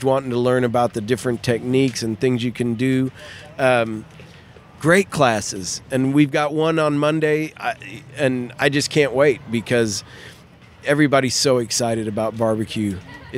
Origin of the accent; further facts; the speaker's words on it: Kansas, United States; I'm from Kansas